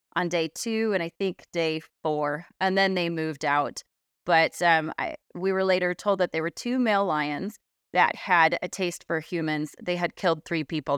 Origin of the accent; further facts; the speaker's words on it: South Orange County, California, United States; moved away; I grew up in South Orange County in California.